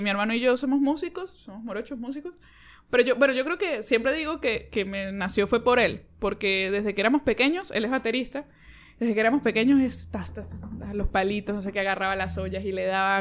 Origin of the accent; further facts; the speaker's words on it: San Cristóbal, Táchira, Venezuela; moved away as an adult; now in Caracas, Venezuela; Soy de San Cristóbal, tengo ya siete años aquí, en abril cumplí siete años, me vine a estudiar y me quedé